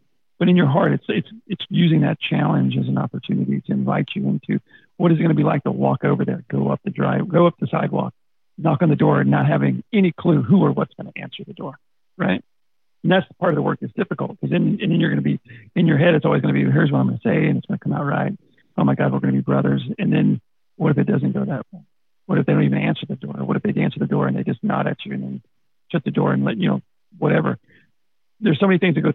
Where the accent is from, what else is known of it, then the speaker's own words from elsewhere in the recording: Texas, United States; I'm from Texas. It doesn't take long to find out.